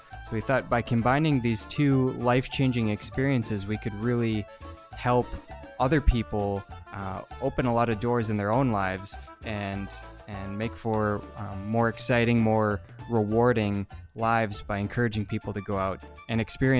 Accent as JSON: {"language": "English", "region": "Minnesota", "country": "United States", "tie": "born or raised there", "first_language": "English", "moved": "as an adult", "lives_now": "Puerto Rico", "said": "my home state of Minnesota"}